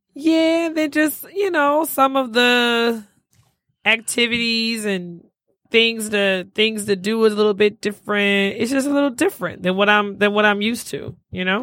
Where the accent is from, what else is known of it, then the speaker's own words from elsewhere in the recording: Detroit, Michigan, United States; also born or lived in Alabama; I am from Detroit